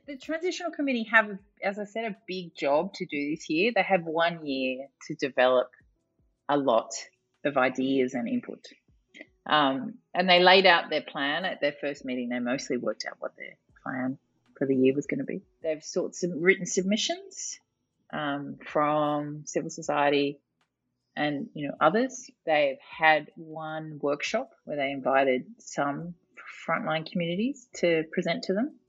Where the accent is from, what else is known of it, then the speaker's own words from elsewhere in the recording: Australia; I am not from a developing country, but I am from Australia, which is a very long way away from Bonn, Germany.